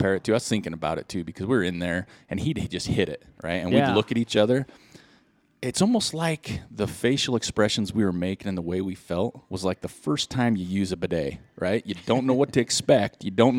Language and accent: English; Ogden, Utah, United States; We're from Ogden.